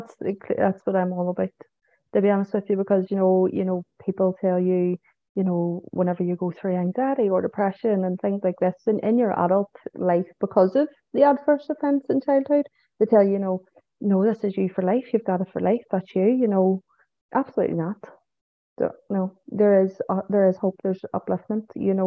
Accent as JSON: {"language": "English", "town": "Manchester", "region": "North West England", "country": "United Kingdom", "tie": "born there", "lives_now": "Belfast, United Kingdom", "said": "Obviously, it's my home now too, but I was born in Manchester."}